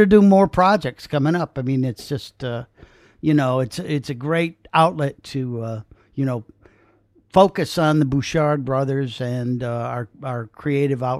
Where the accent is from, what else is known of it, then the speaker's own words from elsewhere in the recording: Clayton, New York, United States; the town we grew up in was Clayton, which is a small town on the river up there, on the St. Lawrence River